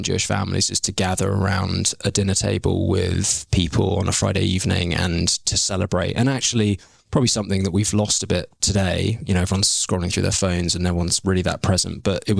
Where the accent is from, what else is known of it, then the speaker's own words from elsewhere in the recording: London, United Kingdom; moved away as an adult; also born or lived in Dubai / Melbourne / Sydney; now in Canada; we had a very grounded, very happy childhood growing up in Maida Vale.